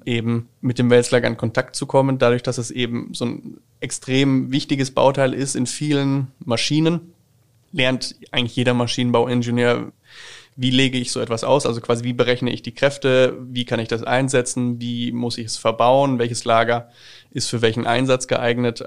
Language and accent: German; Schweinfurt, Bavaria, Germany; komme ich gebürtig aus der Stadt Schweinfurt